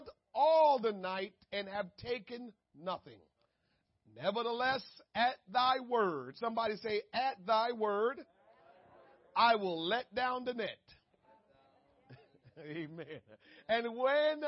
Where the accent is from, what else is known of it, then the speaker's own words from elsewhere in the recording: Jamaica; moved away; I was born and raised in Jamaica